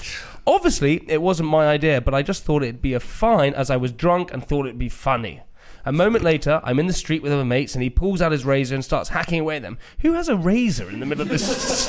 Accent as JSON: {"language": "English", "country": "United Kingdom", "said": "We're very British."}